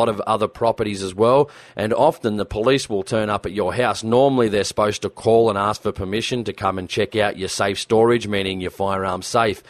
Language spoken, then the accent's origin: English; New South Wales, Australia; here in Australia, in my home state of New South Wales